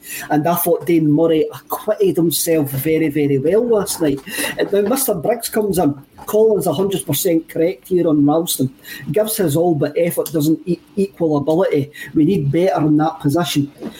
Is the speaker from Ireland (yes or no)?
yes; Ireland; I'm Irish